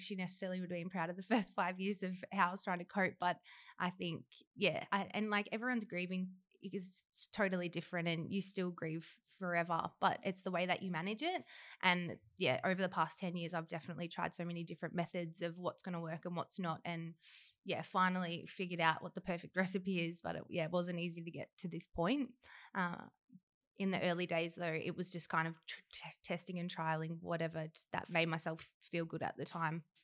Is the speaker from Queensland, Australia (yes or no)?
no; Horsham, Victoria, Australia; now in Melbourne, Australia; I'm from Horsham, where Danny is from as well, and small country town, and grew up with both mum, dad, a perfect life